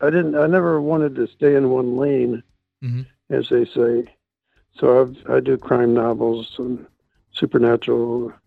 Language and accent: English; Chicago, Illinois, United States; moved away as an adult; now in Nitro, United States; I grew up in Chicago, and Chicago gives you quite a background for characters. And I moved from place